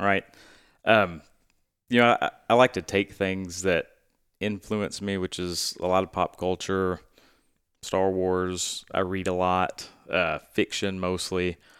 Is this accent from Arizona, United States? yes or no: no; Stuttgart, Arkansas, United States; also born or lived in Casco, Arkansas / Little Rock, Arkansas; growing up in Stuttgart